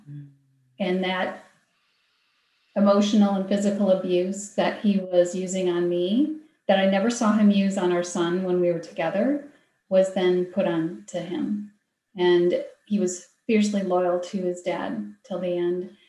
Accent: Wisconsin, United States; my home state is Wisconsin

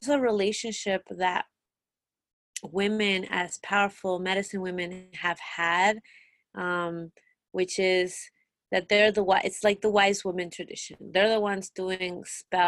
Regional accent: Mexico; born or raised there; moved away; also born or lived in Peru

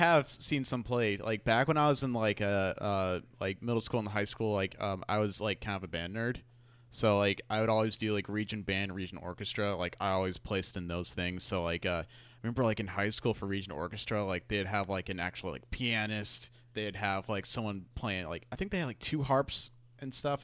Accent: Houston, Texas, United States; moved away as an adult; now in San Antonio, United States; I grew up in Houston

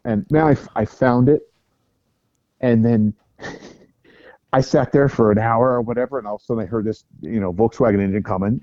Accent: United States; I'm from America

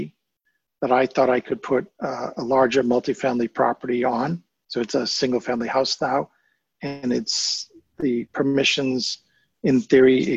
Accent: United Kingdom; being British here

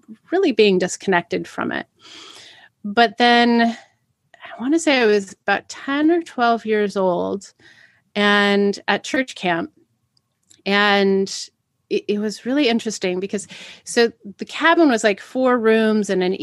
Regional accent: Pacific Northwest, United States; growing up in the Pacific Northwest, especially in the 80s

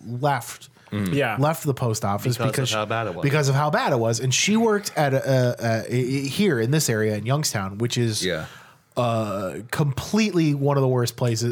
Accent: Ireland; I'm Irish

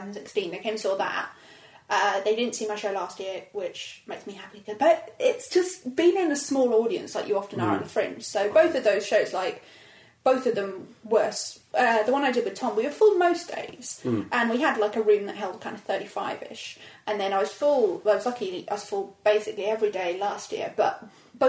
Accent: Cambridge, East of England, United Kingdom; From Cambridge

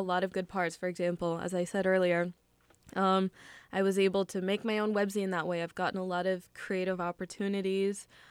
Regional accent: United States; I was just born and raised here always.

